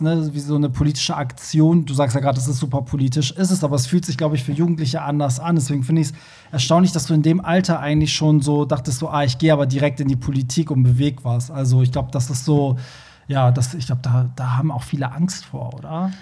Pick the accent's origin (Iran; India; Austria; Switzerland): Iran; now in Germany; Also ich, ich komme ja also aus dem Iran